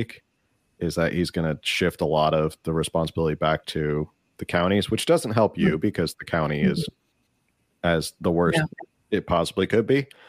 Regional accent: New Jersey, United States; my home state of Jersey

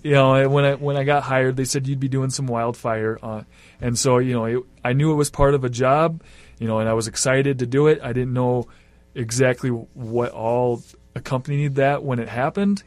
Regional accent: Iowa, United States; also born or lived in Grand Rapids, Minnesota; now in Bemidji, United States; I grew up in Iowa

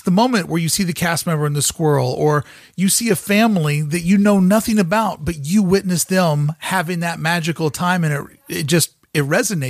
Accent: Louisville, Kentucky, United States; moved away; I'm originally from Louisville, Kentucky

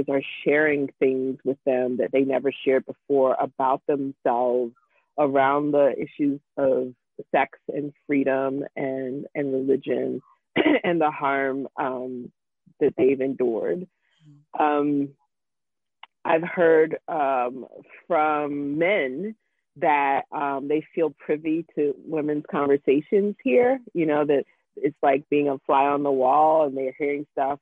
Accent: Jacksonville, Florida, United States; my hometown of Jacksonville, Florida. And I told her I was from Jacksonville

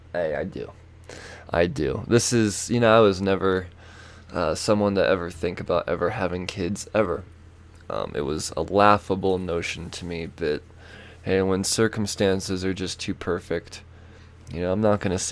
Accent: United States; as an American from a distance

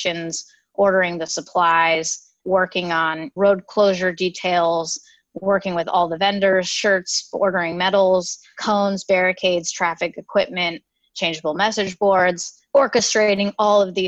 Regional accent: Sacramento, California, United States; moved away as an adult; also born or lived in Los Angeles / New York City; I moved back to my hometown, which is Sacramento

